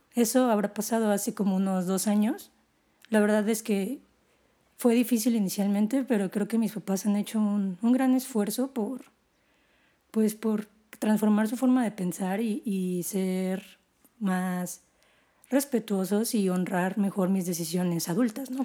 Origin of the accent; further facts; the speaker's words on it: Guadalajara, Jalisco, Mexico; moved away; also born or lived in Mexico City; mi familia es una familia de tapatía tradicional